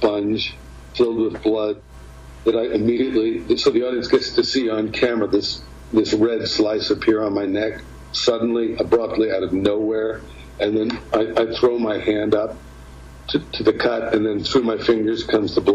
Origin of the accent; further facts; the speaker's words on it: New York, United States; when we were kids growing up in New York